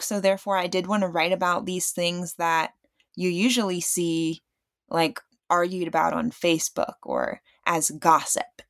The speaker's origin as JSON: {"language": "English", "region": "Virginia", "country": "United States", "tie": "born or raised there", "also_born_or_lived": "Bartlesville, Oklahoma", "moved": "as an adult", "lives_now": "Tulsa, United States", "said": "I grew up mainly in Virginia, a little bit in Bartlesville, and that was just in summer stays, so my education was, um, in Virginia"}